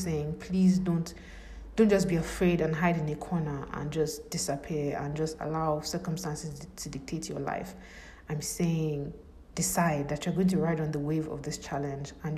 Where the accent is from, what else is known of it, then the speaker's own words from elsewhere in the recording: Nigeria; I'm from Nigeria